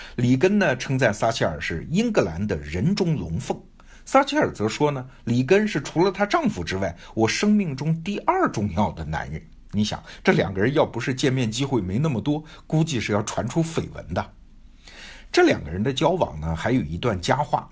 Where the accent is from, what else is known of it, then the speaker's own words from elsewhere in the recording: China; 我们中国人